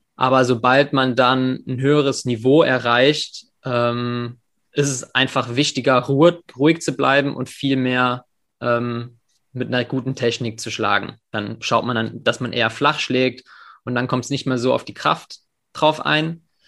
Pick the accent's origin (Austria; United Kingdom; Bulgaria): United Kingdom; England; now in Germany; ich bin in England in der Schule aufgewachsen